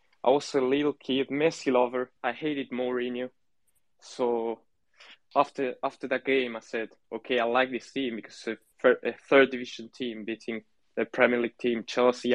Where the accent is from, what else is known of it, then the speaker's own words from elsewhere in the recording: Rosario, Santa Fe, Argentina; I'm from Argentina